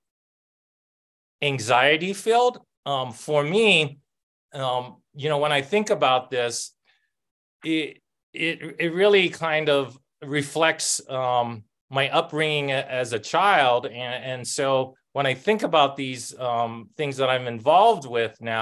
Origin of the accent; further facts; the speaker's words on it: Oahu, Hawaii, United States; now in New Mexico, United States; I grew up in a public housing, one of the rougher ones in Oahu.